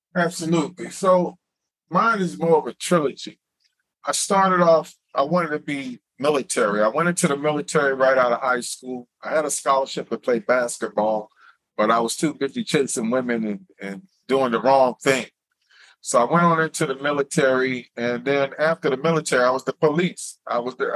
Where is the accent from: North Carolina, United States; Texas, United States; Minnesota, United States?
North Carolina, United States; Wilson; moved away; I'm from Wilson, North Carolina